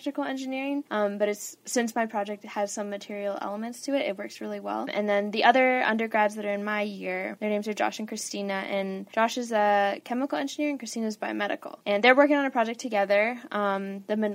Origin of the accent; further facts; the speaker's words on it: Albuquerque, New Mexico, United States; moved away as an adult; now in Los Angeles, United States; I'm a sophomore studying electrical engineering, and I'm from Albuquerque, New Mexico